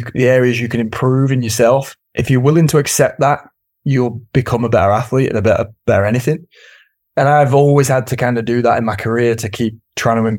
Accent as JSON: {"language": "English", "country": "United Kingdom", "said": "As a Brit"}